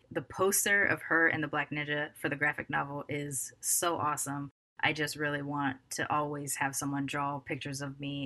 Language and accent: English; Southern California, United States; I grew up here in Southern California